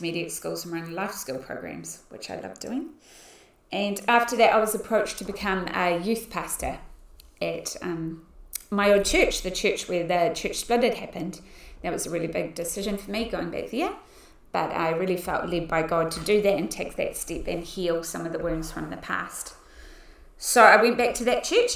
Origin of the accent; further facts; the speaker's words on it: Auckland, New Zealand; also born or lived in Pukekohe; now in Christchurch, New Zealand; I was born in 1979 in Auckland into a Christian family.